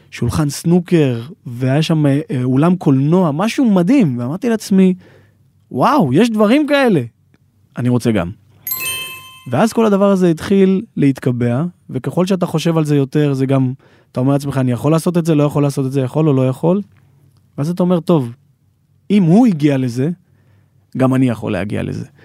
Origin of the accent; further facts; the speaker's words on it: Ma'ale Adumim, Judea and Samaria Area, Israel; אני גדלתי בעיר פריפריה ומעלה אדומים, ככה פריפריה של ירושלים, ואני יכול להגיד שלא הגעתי ממשפחה עשירה, בסדר?